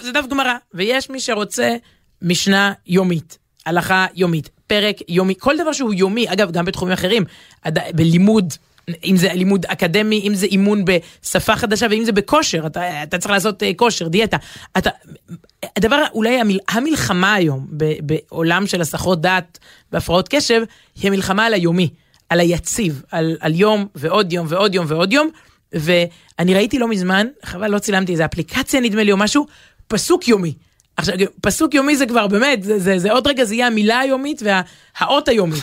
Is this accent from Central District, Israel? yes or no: no; Jerusalem, Jerusalem District, Israel; אנחנו מדברים כירושלמים